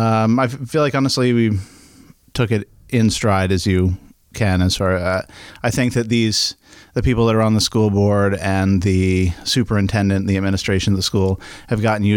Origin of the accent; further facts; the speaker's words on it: Camden, Maine, United States; Yeah, I was born in Glen Cove, Maine, Penn Bay Medical Center.